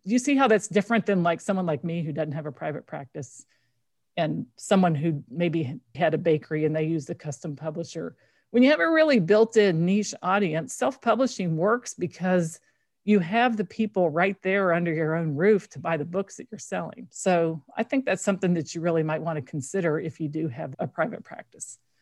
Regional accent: Kentucky, United States; I grew up in Kentucky

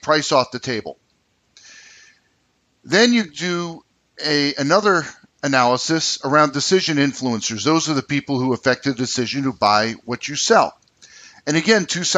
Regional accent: United States; moved away; also born or lived in New York City, New York / New Jersey; I'm an East Coast person. I grew up in New York City, New Jersey

